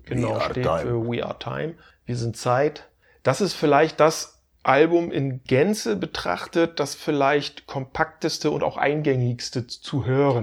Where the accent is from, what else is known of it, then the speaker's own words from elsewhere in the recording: Stralsund, Mecklenburg-Vorpommern, Germany; meiner Heimatstadt Streisand